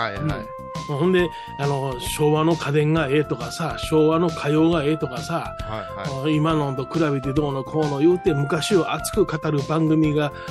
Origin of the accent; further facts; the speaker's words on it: Osaka, Japan; 大阪生まれ大阪育ちなんですけれど